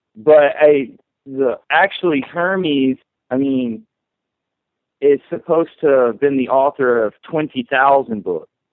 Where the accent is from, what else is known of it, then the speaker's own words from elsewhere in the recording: the Bible Belt, United States; when I was growing up in the Bible Belt